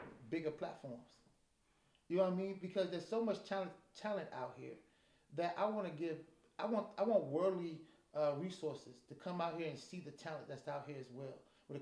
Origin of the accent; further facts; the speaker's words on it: Chicago, Illinois, United States; now in Des Moines, United States; when I was growing up in Chicago